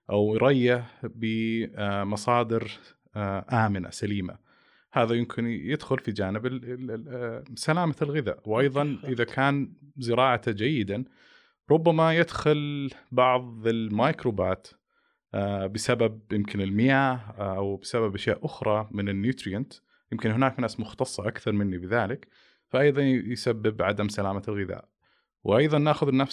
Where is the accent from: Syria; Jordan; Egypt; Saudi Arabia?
Saudi Arabia; يمكن عندنا في المملكة العربية السعودية أول التخصص التغذية السريرية